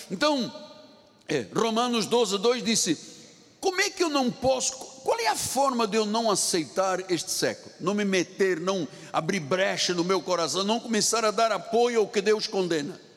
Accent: China; Portuguese is a second language; as pessoas dizem, o senhor é português? Eu falei, não, não, eu sou chinês. É o sotaque, me identifica.

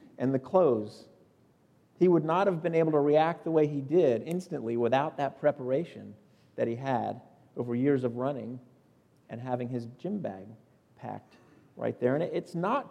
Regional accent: South Florida, United States; moved away as an adult; now in Upstate South Carolina, United States; I grew up in South Florida.

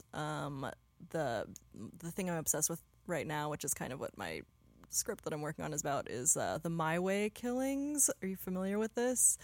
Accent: Pacific Northwest, United States; moved away as an adult; also born or lived in Los Angeles; now in Portland, United States; I grew up near there in the Pacific Northwest

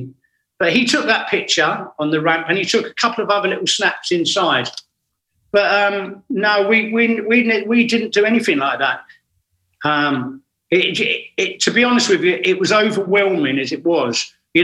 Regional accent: England, United Kingdom

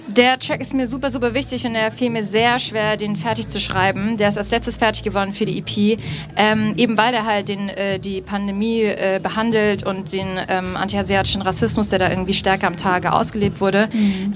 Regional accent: Berlin, Germany; ich komme aus Berlin, ähm, ich habe einen vietnamesisch-chinesischen ähm, familiären Hintergrund

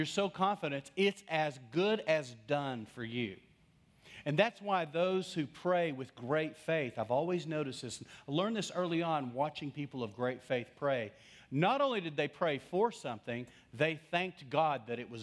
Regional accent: West Texas, United States; I grew up in West Texas

